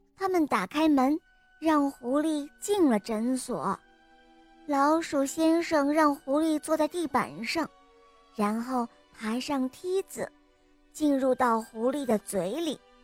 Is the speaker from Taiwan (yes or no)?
no; Henan, China; 我今年四岁九个月了，我来自河南